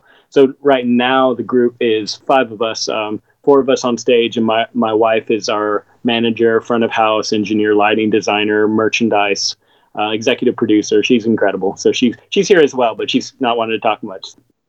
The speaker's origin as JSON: {"language": "English", "town": "Seattle", "region": "Washington", "country": "United States", "tie": "born or raised there", "said": "maybe part of that was just growing up in Seattle. It's a very, very fast-paced city, very cold in a lot of ways."}